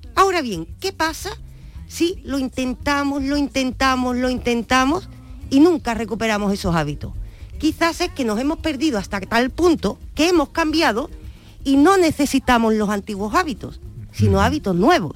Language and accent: Spanish; Andalusia, Spain; Nosotros como andaluces